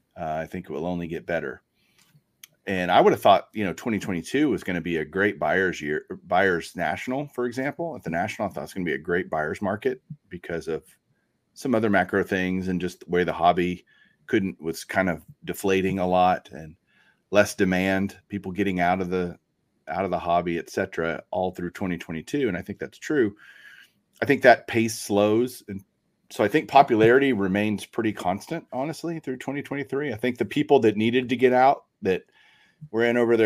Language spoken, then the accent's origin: English; Texas, United States; I'm from Texas. That's a Texas saying